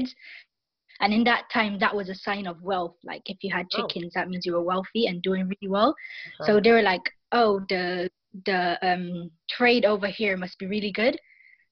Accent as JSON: {"language": "English", "country": "Barbados", "tie": "born or raised there", "moved": "yes", "lives_now": "London, United Kingdom", "said": "I'm currently living in London, but I was born and raised in Barbados"}